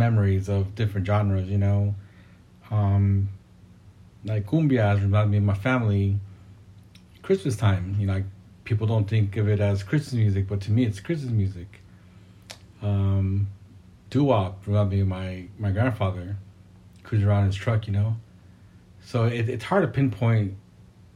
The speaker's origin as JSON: {"language": "English", "town": "Fremont", "region": "California", "country": "United States", "tie": "born or raised there", "said": "I'm born and raised in Fremont in the Bay Area"}